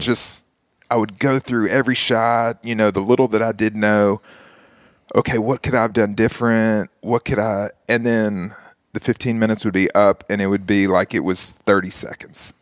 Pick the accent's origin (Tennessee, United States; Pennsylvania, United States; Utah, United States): Tennessee, United States; Nashville; grow up here in Nashville, go to Belmont, still live here within a two-mile radius